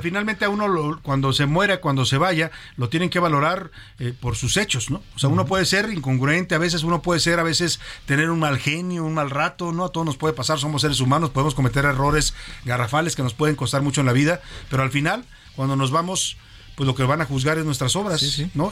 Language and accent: Spanish; Mexico; nos hacían creer a los mexicanos